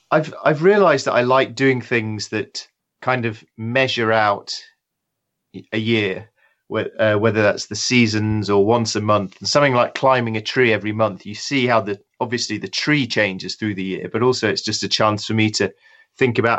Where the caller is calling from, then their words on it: England, United Kingdom; Uh, I'm in a little shed in my garden um, where I work. It's just just outside London.